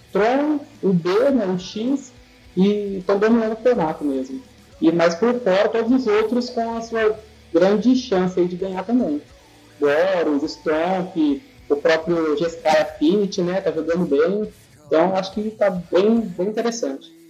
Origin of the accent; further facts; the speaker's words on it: José Bonifácio, São Paulo, Brazil; Eu sou de José Bonifácio, do interior de São Paulo.